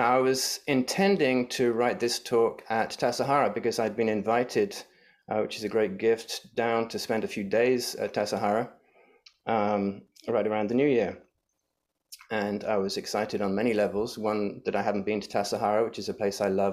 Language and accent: English; England, United Kingdom; now in San Francisco, United States; my home country back in England